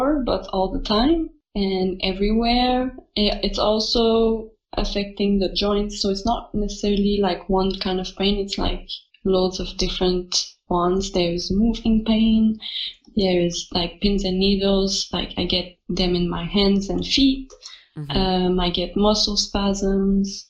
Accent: Quebec, Canada; also born or lived in Staines, United Kingdom; I'm from Quebec, Canada, so I'm French-Canadian.

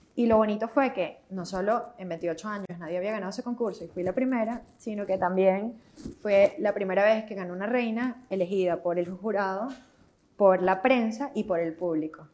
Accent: Venezuela; moved away as an adult; also born or lived in Netherlands; como venezolanos

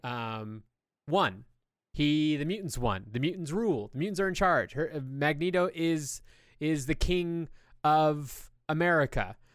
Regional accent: California, United States; I grew up in California

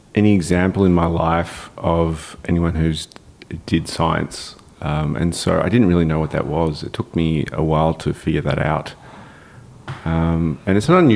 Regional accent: Melbourne, Victoria, Australia; I'm born and raised in Melbourne, Australia, in the eastern suburbs of Melbourne.

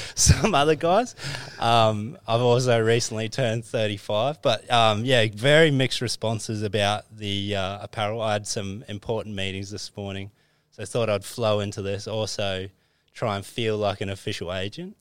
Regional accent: Christchurch, Canterbury, New Zealand; moved away; growing up in Christchurch

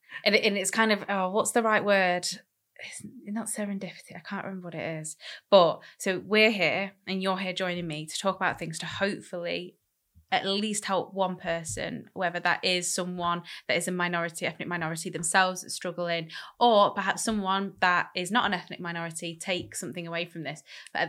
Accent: Manchester, North West England, United Kingdom; we're from Manchester. Very diverse city.

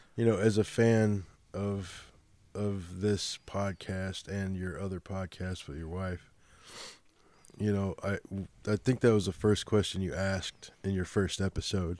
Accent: Chicago, Illinois, United States; accent: Chicago; moved away; my Chicago accent

